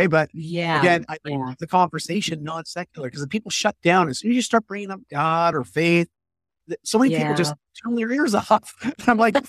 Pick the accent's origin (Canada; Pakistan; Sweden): Canada; I'm Canadian